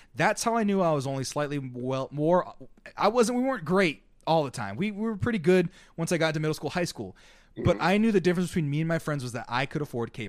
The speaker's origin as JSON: {"language": "English", "region": "Central Valley of California", "country": "United States", "tie": "born or raised there", "also_born_or_lived": "Southeast Fresno", "said": "And I grew up in the Central Valley of California."}